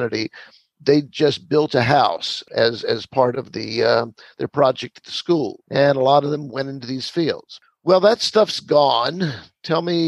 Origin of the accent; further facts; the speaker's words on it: Petersburg, Virginia, United States; I came from a little place called Petersburg, Virginia, small working class community south of Richmond